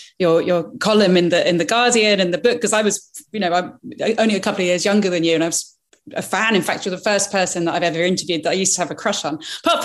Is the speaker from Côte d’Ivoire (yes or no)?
no; Andalusia, Spain; moved away; you're in south of Spain. And of course it's cool. You've got sherry going with it. You know, it's sunny. Actually, that's where I grew up.